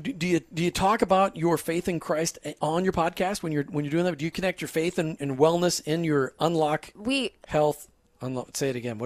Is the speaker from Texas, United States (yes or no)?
no; Minnesota, United States; I grew up in Minnesota